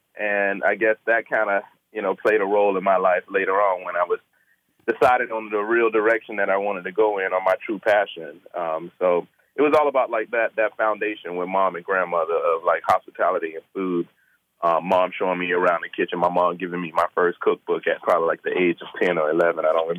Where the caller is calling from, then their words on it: Seattle, Washington, United States; I'm in Seattle, Washington. I'm home before I'm headed to work.